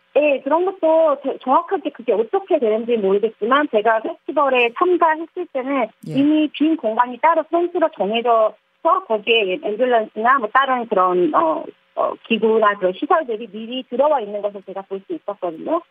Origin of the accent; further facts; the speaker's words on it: South Korea; moved away as an adult; now in Hong Kong; 한국 사람으로서